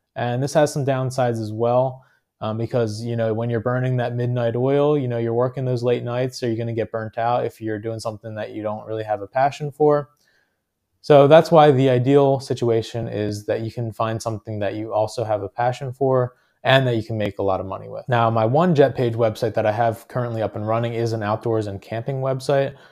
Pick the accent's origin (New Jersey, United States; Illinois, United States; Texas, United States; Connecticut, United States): New Jersey, United States; I'm from New Jersey